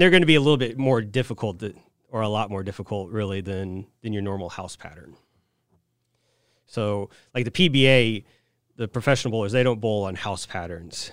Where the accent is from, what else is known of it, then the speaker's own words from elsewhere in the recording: Saint Joseph, Missouri, United States; moved away as an adult; also born or lived in Wichita, Kansas / Dallas, Texas / Hong Kong; now in Quincy, United States; I'm from Saint Joseph, Missouri, originally, via Wichita, Kansas for college, then the Dallas, Texas area, and then Hong Kong, and then here.